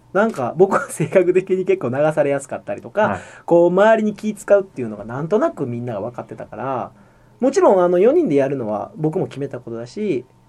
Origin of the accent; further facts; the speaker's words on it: Shiga, Japan; moved away as an adult; こっちに地元に帰ってきて